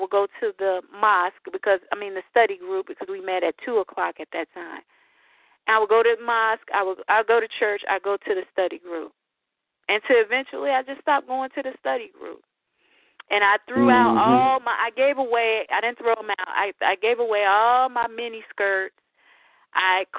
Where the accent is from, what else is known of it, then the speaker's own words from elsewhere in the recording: Chicago, Illinois, United States; also born or lived in Montgomery, Alabama; I'm from Chicago